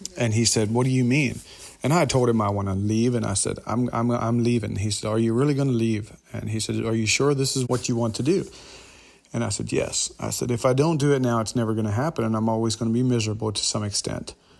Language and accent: English; Kentucky, United States; also born or lived in Lancaster, Pennsylvania; my dad moved to Kentucky when I was nine years old